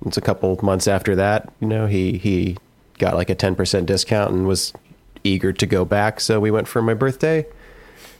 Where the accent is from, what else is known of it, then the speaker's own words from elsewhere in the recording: Plano, Texas, United States; where I grew up in Plano